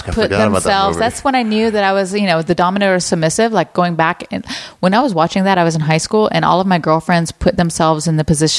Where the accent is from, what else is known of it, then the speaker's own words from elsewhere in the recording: Alabama, United States; moved away; I grew up in Alabama. We don't have a huge Jewish population there.